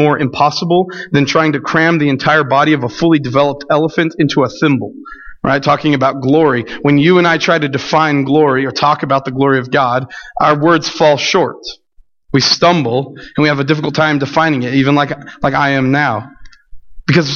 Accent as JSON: {"language": "English", "region": "New Mexico", "country": "United States", "tie": "born or raised there", "said": "we grew up in New Mexico where it's 60 degrees on Christmas Day"}